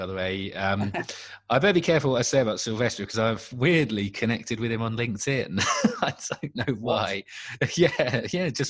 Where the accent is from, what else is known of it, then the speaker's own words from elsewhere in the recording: Bristol, South West England, United Kingdom; although I'm a Millwall supporter, I was brought up around Bristol.